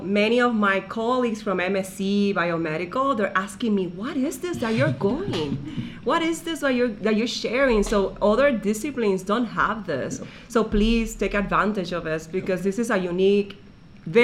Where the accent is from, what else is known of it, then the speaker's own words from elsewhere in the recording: Puerto Rico; first language Spanish; English is a second language; moved away as an adult; now in United States; I grew up in Puerto Rico until I was there until 32. So I moved to mainland 10 years ago. So I grew up in Spanish.